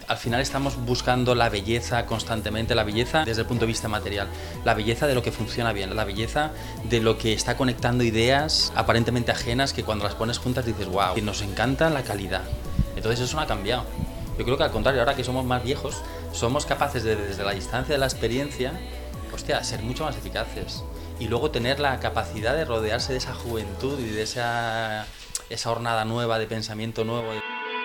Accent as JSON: {"language": "Spanish", "town": "Valencia", "region": "Valencian Community", "country": "Spain", "said": "Somos valencianos, nuestras familias están en Valencia"}